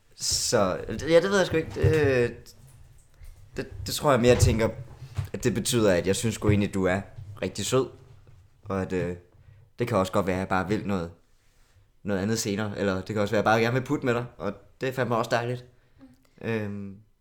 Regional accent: South Funen, Southern Denmark, Denmark; moved away as an adult; now in Copenhagen, Denmark; jeg er fra Sydfyn. Øhm, så jeg er flyttet til København

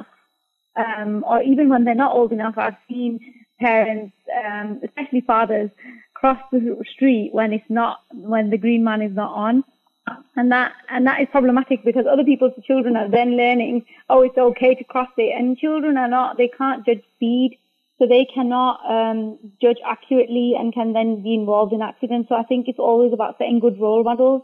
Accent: Bradford, Yorkshire and the Humber, United Kingdom; I'm from Bradford

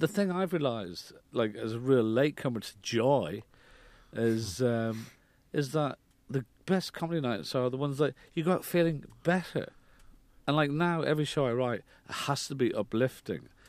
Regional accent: Ireland; moved away; I was brought up in Ireland

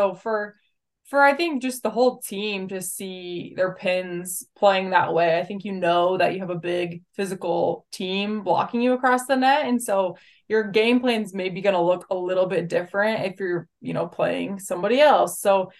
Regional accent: Nebraska, United States; I think growing up in Nebraska, you're familiar with those sorts of teams that come in and play, especially against Nebraska down the road.

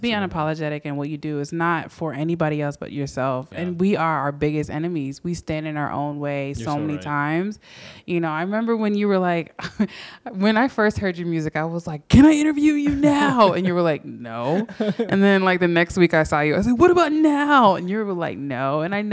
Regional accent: United States; we lived in the United States and I was born here

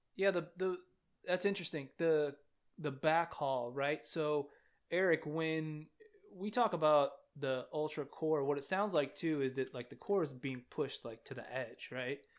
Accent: California, United States; I'm from California

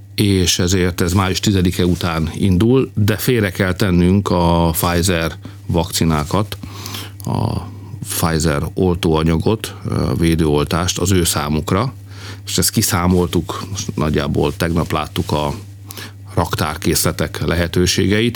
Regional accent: Hungary; magyarok vagyunk

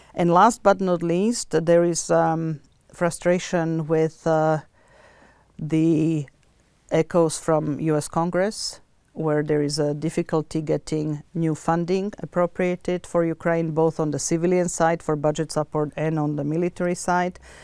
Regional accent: Bratislava, Bratislava Region, Slovakia; moved away; I was born in Bratislava

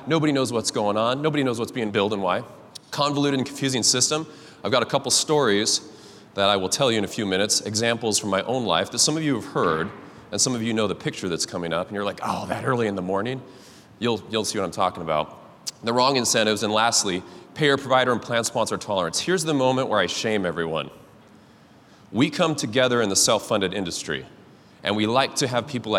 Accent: Cascade, Idaho, United States; I'm from Cascade, Idaho, if anyone's ever been there, small town up in the mountains

